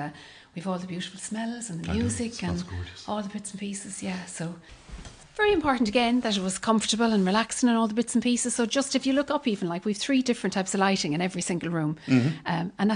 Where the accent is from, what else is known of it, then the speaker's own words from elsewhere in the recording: Ireland; We're Irish